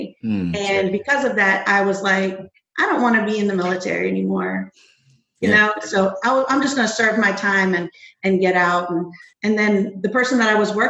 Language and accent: English; Los Angeles, California, United States; I grew up in Los Angeles, Section 8